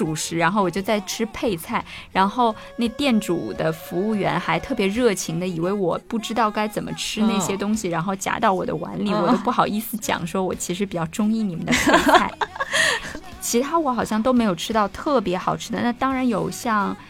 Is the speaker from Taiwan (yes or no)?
no; southern China, China; 因为我是南方人嘛